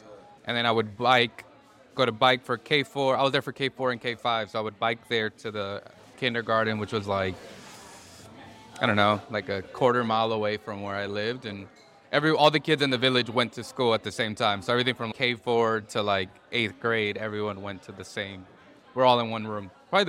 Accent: Milwaukee, Wisconsin, United States; first language Spanish; English is a second language; moved away as an adult; also born or lived in Mexico / Los Angeles; I grew up in Milwaukee, so I'm originally from Milwaukee.

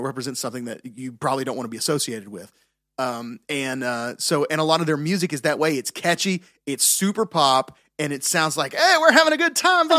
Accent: Tennessee, United States; I'm from Tennessee.

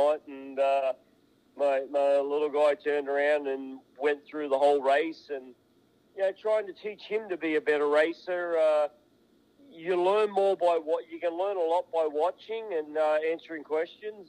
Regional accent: Australia; moved away; the racetrack that I grew up in Australia on.

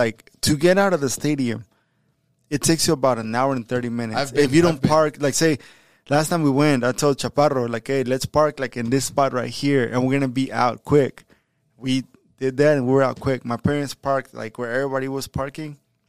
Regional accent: Houston, Texas, United States; There's a I don't want to say a flood because like, we're from Houston.

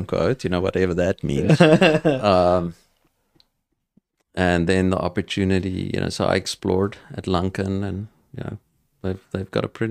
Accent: South Africa; accent: South African; So, I mean, I'm going to be with my South African accent, whatever that is.

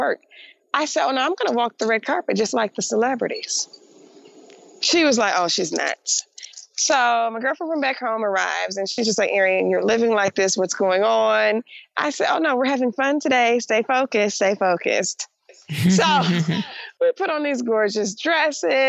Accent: Detroit, Michigan, United States; I grew up in Detroit, Michigan, which was 80% African-American or 88% African-American at the time.

